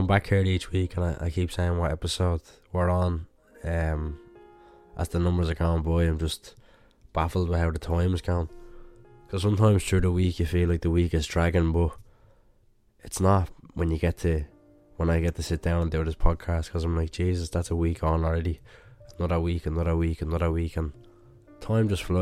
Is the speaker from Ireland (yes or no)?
yes; Ireland; growing up in Ireland